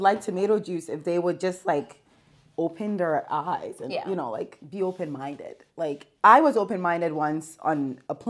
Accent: Delaware, United States; also born or lived in Ghana; I'm originally from Ghana, West Africa, and I grew up in Delaware

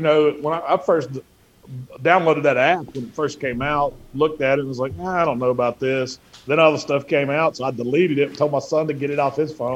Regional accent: Memphis, Tennessee, United States; We came from the Memphis area, which we always cooked pork.

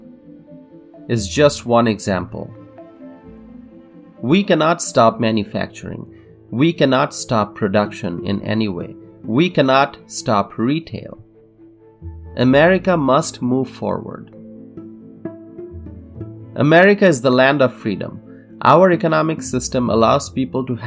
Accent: United States; I am an American

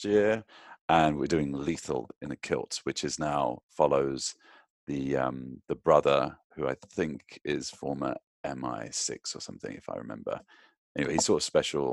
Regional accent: United Kingdom; I'm British

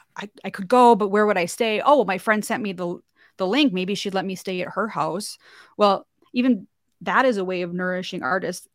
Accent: North Dakota, United States; moved away as an adult; I'm from North Dakota originally. That's where I live now.

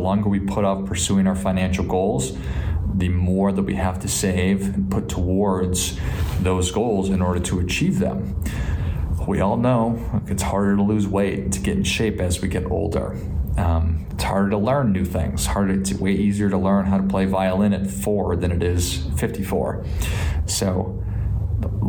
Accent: Midwest, United States; I grew up in the Midwest

